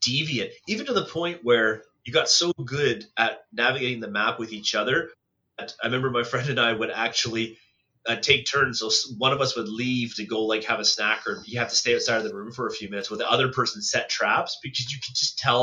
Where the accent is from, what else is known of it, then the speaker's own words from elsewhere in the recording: Cobourg, Ontario, Canada; also born or lived in Baltimore, Ontario; when I grew up in Coburg